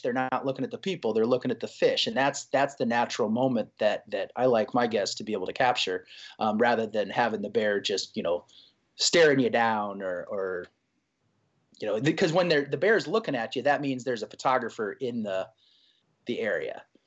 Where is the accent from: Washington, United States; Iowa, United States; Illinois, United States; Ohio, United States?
Iowa, United States; I grew up in Iowa, of all places, right, right in the middle of Iowa